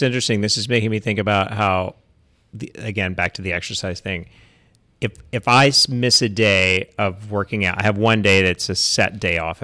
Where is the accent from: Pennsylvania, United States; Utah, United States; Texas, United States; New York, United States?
Texas, United States; East; I grew up in East Texas